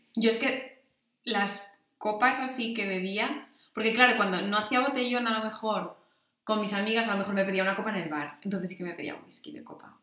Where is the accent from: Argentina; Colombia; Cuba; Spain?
Spain; Asturias; moved away as an adult; also born or lived in Salamanca; en Asturias yo lo que estaba pensando es que en verano o bien íbamos a otros pueblos